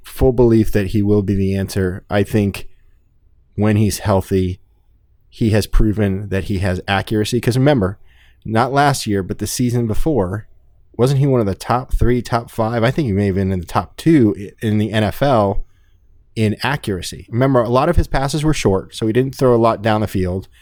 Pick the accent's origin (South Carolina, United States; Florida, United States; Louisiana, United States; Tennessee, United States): Florida, United States; South; growing up in South Florida my whole life